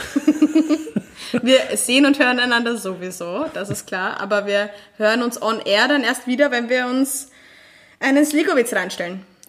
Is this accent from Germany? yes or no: no; Vienna, Austria; als Restösterreicher, vor allem als Wienerin oder Wiener